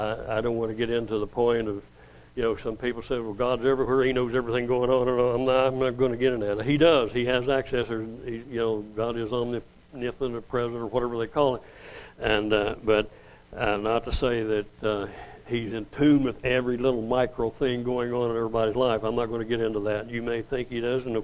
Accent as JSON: {"language": "English", "town": "Oilton", "region": "Oklahoma", "country": "United States", "tie": "born or raised there", "also_born_or_lived": "New Mexico", "said": "I moved from New Mexico back to Oklahoma, where I went the first 7 years with my kids there in Oilton"}